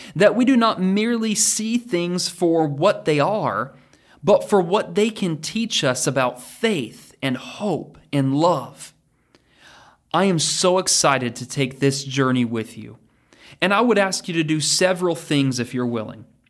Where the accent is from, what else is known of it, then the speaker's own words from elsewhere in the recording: Oregon, United States; moved away as an adult; also born or lived in Texas / Kentucky; now in Danville, Kentucky, United States; my childhood when I was growing up in Oregon.